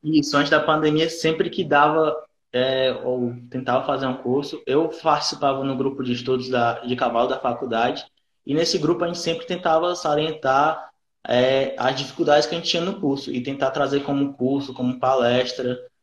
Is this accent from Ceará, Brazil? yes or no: yes; Fortaleza, Ceará, Brazil; sou aqui natural de Fortaleza, Ceará